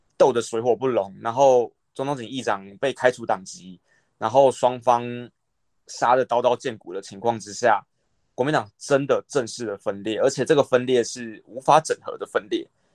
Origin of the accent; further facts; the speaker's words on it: Taipei, Taiwan; moved away as an adult; now in Miaoli, Taiwan; 我不是苗栗人啊，我是台北人